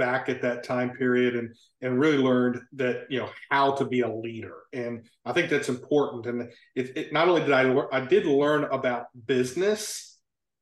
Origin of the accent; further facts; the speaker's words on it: Maryland, United States; moved away as an adult; now in South Carolina, United States; I grew up in Maryland on the I-95 corridor, halfway between Baltimore and Philadelphia